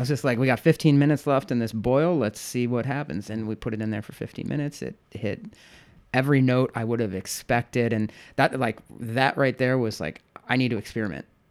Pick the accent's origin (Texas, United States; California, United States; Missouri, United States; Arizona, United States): Missouri, United States; St. Louis; moved away as an adult; also born or lived in New York City; now in Chicago, United States; I'm from Saint Louis originally